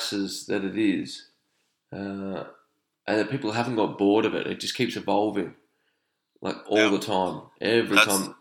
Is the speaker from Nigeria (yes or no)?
no; Sydney, New South Wales, Australia; moved away as an adult; now in Sweden; I'm from Sydney